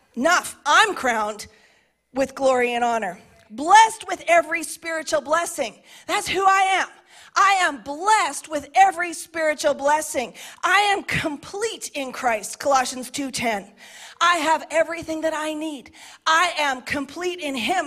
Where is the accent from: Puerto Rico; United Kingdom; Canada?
Canada; I identify as a Canadian, a middle aged woman